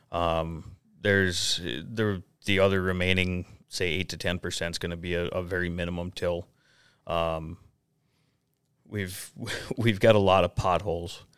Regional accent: Detroit Lakes, Minnesota, United States; also born or lived in North Dakota; now in Anamoose, United States; I'm originally from the Detroit Lakes, Minnesota area.

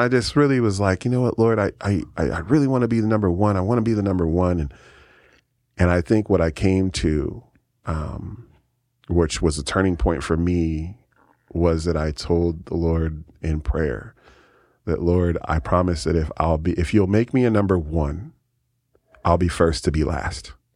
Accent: San Francisco, California, United States; now in Keizer, United States; I grew up in San Francisco, California

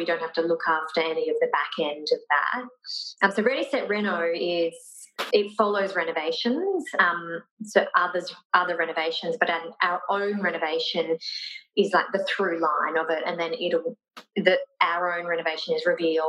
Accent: Brisbane, Queensland, Australia; now in Gold Coast, Australia; From Brisbane. Mm. So we were both actually from Brisbane.

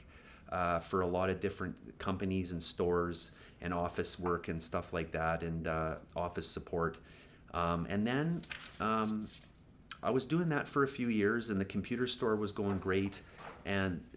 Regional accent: Edmonton, Alberta, Canada; moved away as an adult; now in Okanagan, Canada; I grew up in Edmonton, of course, and I went to Jasper Place High

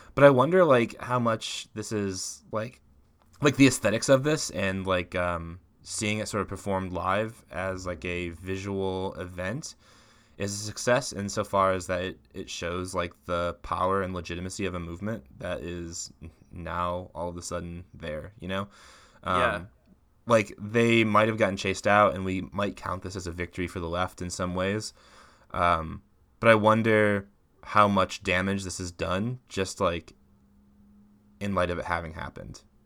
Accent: Midwest, United States; I'm from the Midwest

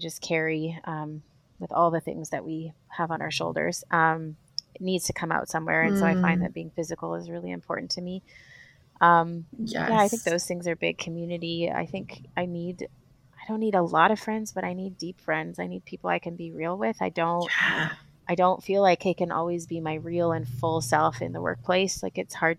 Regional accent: Vancouver, British Columbia, Canada; moved away as an adult; now in Malawi; we come from Vancouver, which is crazy mountain biking

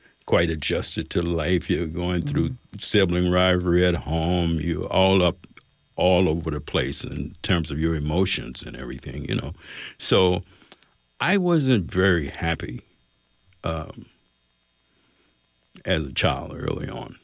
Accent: Bryan, Texas, United States; I was born in Bryan, Texas

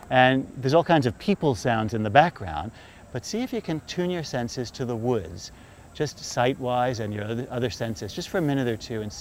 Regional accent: New York, United States; As a New Yorker, sometimes I say to myself, did I just miss winter and fall?

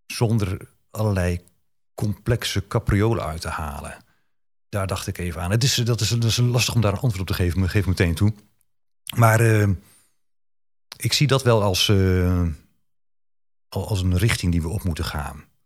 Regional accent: Bible Belt, Netherlands; ik kom uit de Bijbelbelt

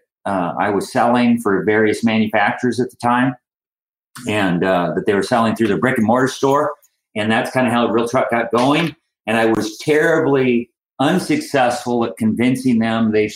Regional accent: Minot, North Dakota, United States; I'm from originally from Minot, North Dakota, and I graduated from Ike Alternative School there

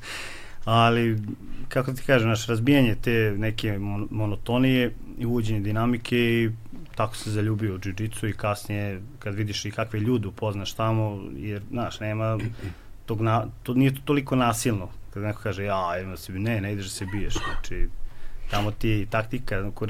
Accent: Kovin, Vojvodina, Serbia; S obzirom, mi smo iz manjeg mesta i nismo imali smo ograničeno šta ćemo od boračkih sportova. Odakle si? Iz Kovina. Iz Kovina.

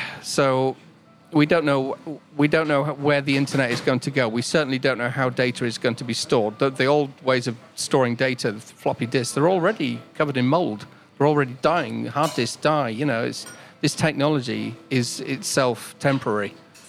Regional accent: Cyprus; So I grew up in Cyprus. So my dad was in the Royal Air Force, and I used to listen to BBC World Radio.

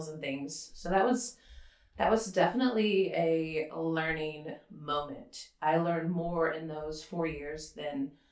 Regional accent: Maryville, Tennessee, United States; And having moved around about every two and a half years, growing up, I would say that I've lived in Maryville, Tennessee the longest.

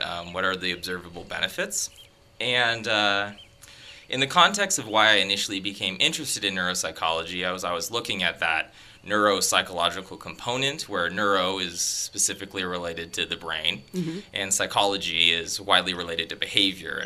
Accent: Tigard, Oregon, United States; moved away as an adult; now in Canada; my high school psychology teacher um, was a fantastic teacher. He actually won a national award mm. for uh, teaching um, at my high school. Um, in Tigard, Oregon

